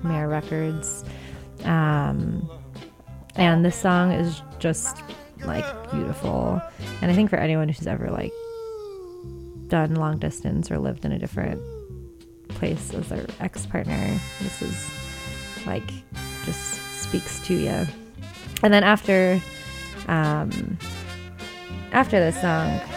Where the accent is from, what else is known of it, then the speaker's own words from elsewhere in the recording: Sacramento, California, United States; moved away; my hometown of Sacramento